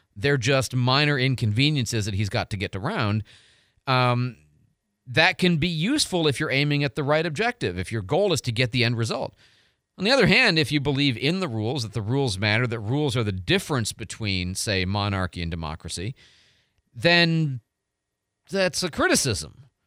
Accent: Midwest, United States; also born or lived in Arizona; now in Pensacola, United States; I grew up in the Midwest my whole life

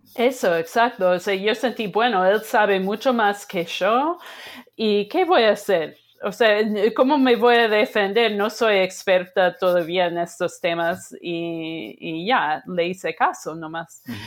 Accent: Sheboygan, Wisconsin, United States; yo crecí en Wisconsin, en un pueblo que se llama Sheboygan

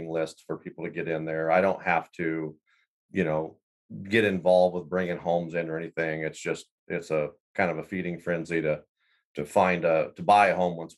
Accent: central Iowa, United States; moved away as an adult; also born or lived in Wyoming; I grew up in Iowa, central Iowa

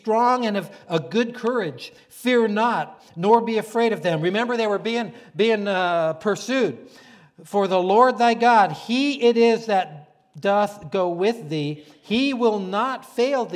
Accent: Florida, United States; I'm from Florida

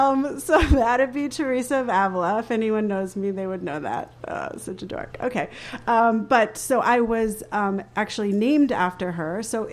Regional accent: Bogota, Bogotá Capital District, Colombia; born there; I'm an adoptee. I was born in Bogota, Colombia, and I'm adopted to a white family.

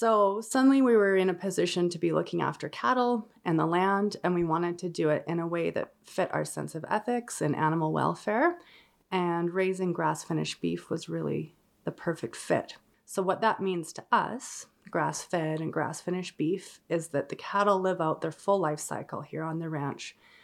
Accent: Calgary, Alberta, Canada; now in Nanton, Canada; I grew up in Calgary, Alberta, but I have roots on a family ranch here by Nanton.

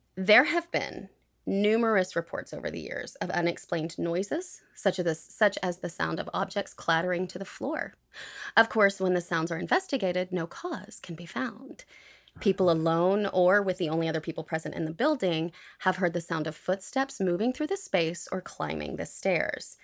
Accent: United States; I am from the United States

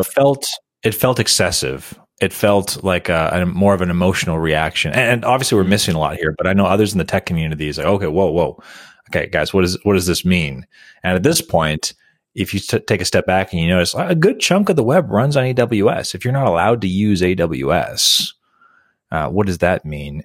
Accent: United States; for me as an American

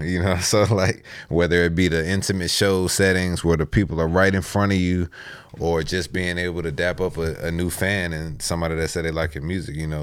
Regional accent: Texas, United States; now in Virginia, United States; I grew up in Texas

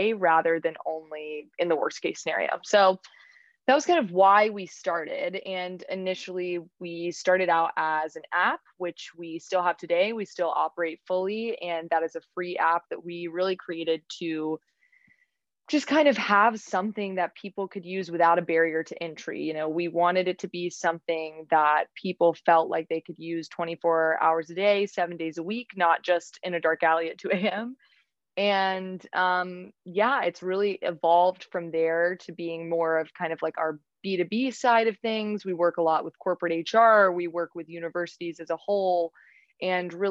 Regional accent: Raleigh, North Carolina, United States; moved away as an adult; now in New York City, United States; I am from Raleigh, North Carolina. So I was born and raised in Raleigh

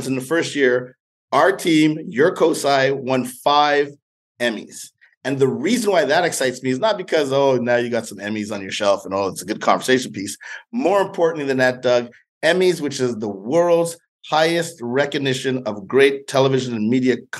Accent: Montreal, Quebec, Canada; moved away; I grew up in Montreal, Canada

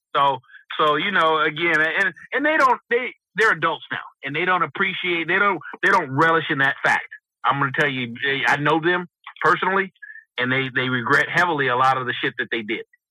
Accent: West Coast, United States; I'm from the West Coast

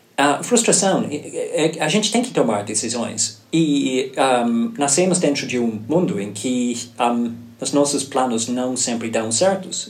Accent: Ireland; Portuguese is a second language; moved away as an adult; now in Brazil; eu nasci na Irlanda

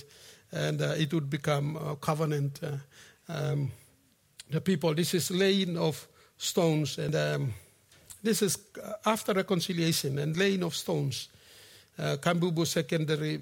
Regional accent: Efogi, Central Province, Papua New Guinea; moved away; I'm from Efogi Mount Koyari along the Kokoda Trail

